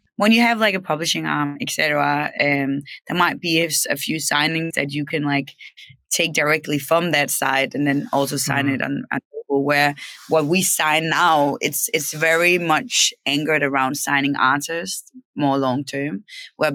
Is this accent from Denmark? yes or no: yes; Denmark; also born or lived in Copenhagen; I'm from Denmark. I grew up in Denmark, and I moved to Copenhagen when I was like 18.